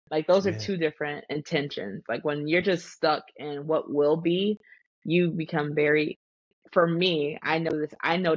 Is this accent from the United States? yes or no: yes; Florida, United States; I am in Florida, born and raised in this sunny state that's usually rainy